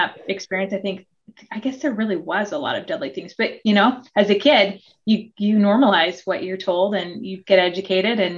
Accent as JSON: {"language": "English", "region": "Oregon", "country": "United States", "tie": "born there", "also_born_or_lived": "Hawaii, United States / Australia", "said": "So, although I was born in Oregon, um, my dad just loved he loved Australia and the education system, and he somehow convinced my mother with four daughters to move to Hawaii for a couple years and then to Australia for about six"}